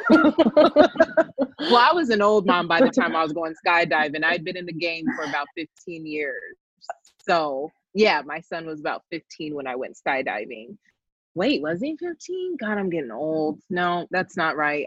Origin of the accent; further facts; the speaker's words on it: Colorado, United States; I'm from Colorado